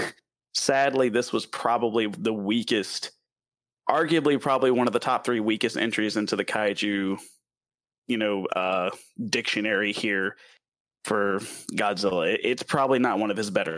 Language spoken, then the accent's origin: English; the South, United States; accent: southern; my southern accent